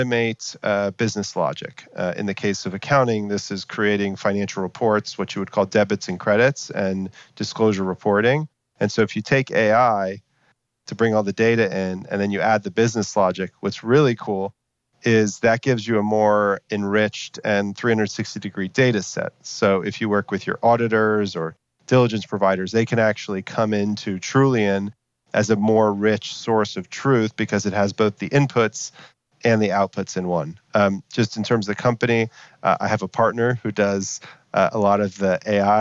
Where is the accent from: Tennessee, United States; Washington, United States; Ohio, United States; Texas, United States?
Texas, United States; I'm from Texas originally